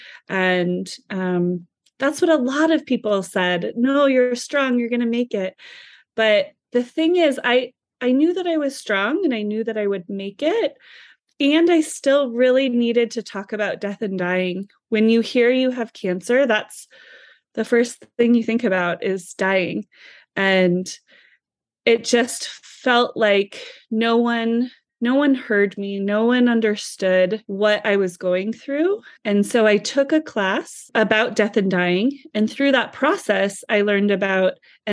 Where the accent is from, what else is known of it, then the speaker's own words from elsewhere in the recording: Midwest, United States; I was raised in the Midwest.